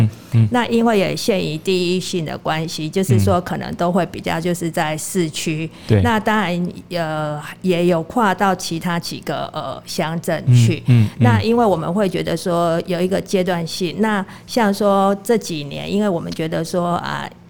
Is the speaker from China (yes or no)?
no; Pingtung County, Taiwan; 我们屏东人